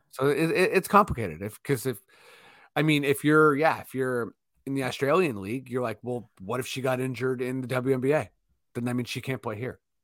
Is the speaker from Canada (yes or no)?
yes; Toronto, Ontario, Canada; we are from Toronto